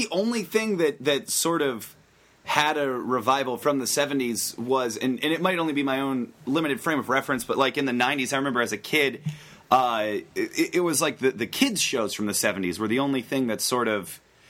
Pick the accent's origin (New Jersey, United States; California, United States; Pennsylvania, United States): Pennsylvania, United States; Western; I grew up in Western Pennsylvania, where, you know, the most exciting thing to do on the weekends was usually hang out in the Burger King parking lot.